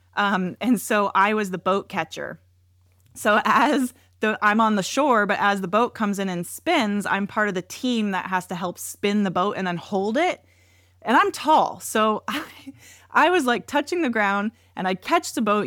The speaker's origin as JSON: {"language": "English", "region": "Washington", "country": "United States", "tie": "born or raised there", "said": "I grew up in Washington"}